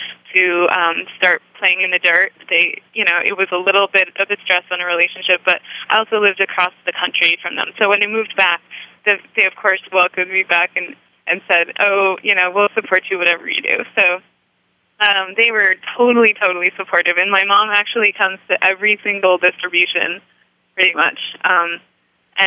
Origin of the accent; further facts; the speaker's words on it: New York, United States; moved away as an adult; also born or lived in San Francisco / Sacramento; when I moved back to my home state of New York